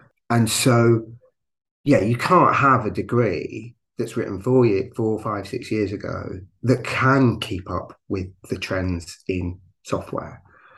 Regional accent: London, United Kingdom; now in Manchester, United Kingdom; I've been a resident of Manchester since 1994, so nearly 30 years now. So I'm a Londoner originally. And I lived in London a little bit during that period. So most of that period has been up here.

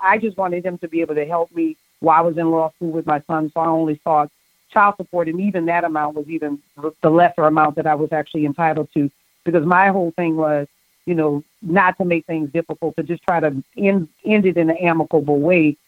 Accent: New Orleans, Louisiana, United States; I grew up in Holly Grove

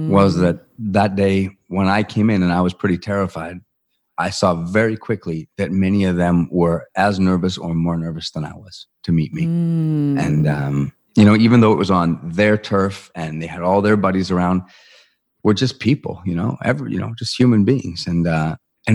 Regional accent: Vancouver, British Columbia, Canada; my hometown team, the Vancouver Canucks

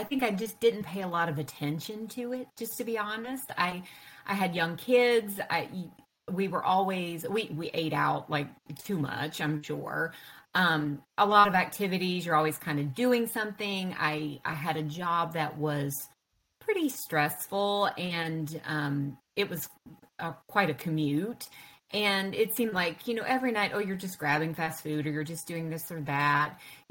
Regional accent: the South, United States; And of course, I grew up in the South, and you know, we're pretty good cooks here, right?

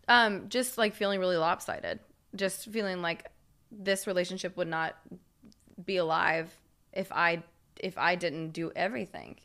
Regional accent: Knoxville, Tennessee, United States; I'm from Knoxville

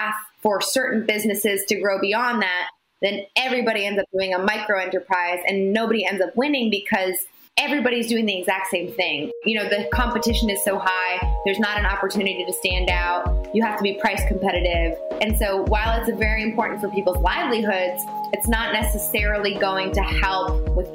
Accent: Washington, District of Columbia, United States; I was born and raised in Washington, D.C.

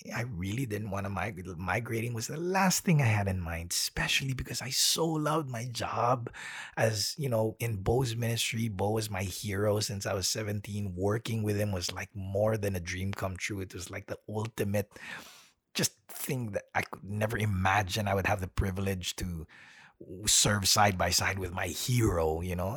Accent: Manila, Metro Manila, Philippines; born or raised there; moved away as an adult; also born or lived in United States; now in Melbourne, Australia

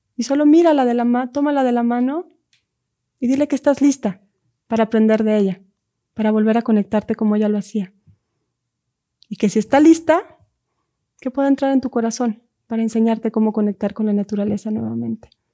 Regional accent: Lake Atitlán, Sololá, Guatemala; Hay un lago en Guatemala que es mi lugar sagrado, que es donde yo crecí. Es un lago, el lago de Atitlán, con tres volcanes.

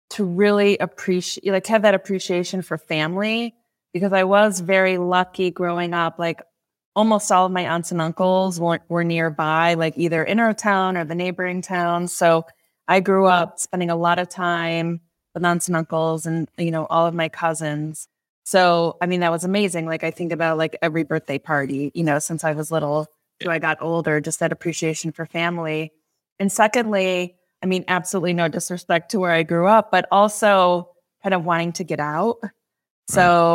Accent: New York, United States; the Finger Lakes areas where I grew up.

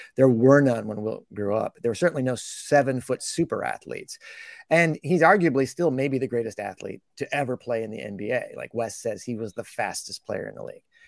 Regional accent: Portland, Oregon, United States; I grew up in Portland

